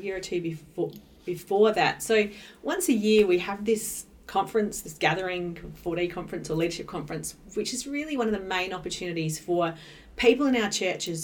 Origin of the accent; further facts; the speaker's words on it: New South Wales, Australia; moved away as an adult; now in Adelaide, Australia; I grew up in New South Wales and I came to Adelaide to go to university